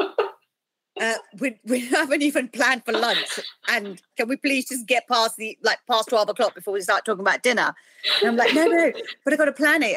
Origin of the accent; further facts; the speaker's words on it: United Kingdom; I'm South Asian, I'm British. Um, you know, we've adopted this culture. We were born in this country